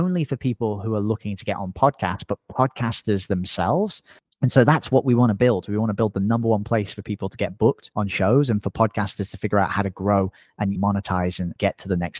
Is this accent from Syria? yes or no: no; England, United Kingdom; accent: semi-Australian; now in Playa Negra, Costa Rica; I sound semi-Australian. I'm actually English originally. I just speak to Americans all the time. So my parents make fun of my accent constantly. But I actually live in Costa Rica.